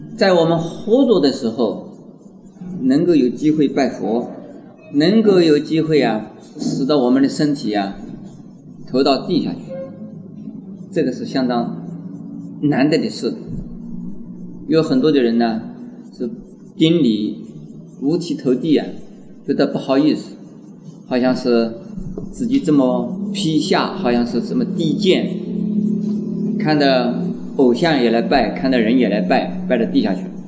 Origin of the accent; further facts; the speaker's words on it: China; 我们中国人呢，是这样子的一个人